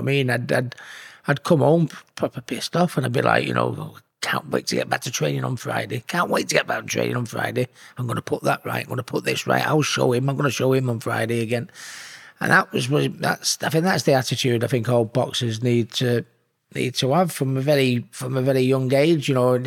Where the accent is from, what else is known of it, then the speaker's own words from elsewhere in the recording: Hattersley, North West England, United Kingdom; But I consider myself a Hattersley lad. You know, I was from Manchester, which is where I am from. But I mean, ultimately, I'm a Hattersley lad, yeah. And I've never forgot my roots, and I still go down. I have the same mates from school that I always had. I live 10 minutes down the road from where I was born